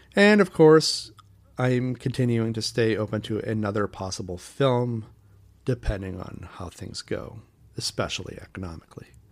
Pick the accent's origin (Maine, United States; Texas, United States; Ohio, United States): Maine, United States; Portland; my hometown of Portland, Maine